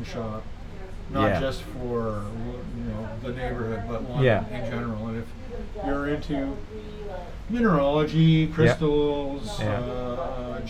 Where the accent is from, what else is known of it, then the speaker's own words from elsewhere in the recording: Woodstock, Ontario, Canada; now in London, Canada; I'm from Woodstock, so not too far away